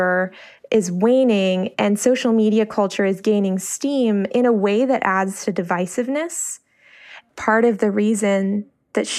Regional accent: Silver Spring, Maryland, United States; Our neighborhood culture, where I grew up in Silver Spring, was very community-oriented

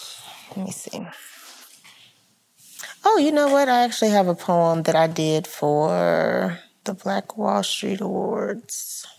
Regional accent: Tulsa, Oklahoma, United States; I was born and raised in Tulsa, went to Booker Taliaferro Washington Senior High School, world-class high school, absolutely phenomenal magnet program.

